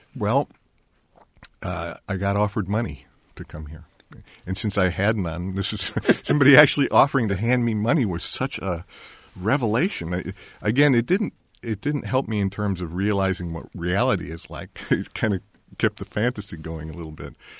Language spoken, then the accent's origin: English; Hinsdale, Illinois, United States; moved away; also born or lived in Berkeley / Bloomington; I was raised in Hinsdale, Illinois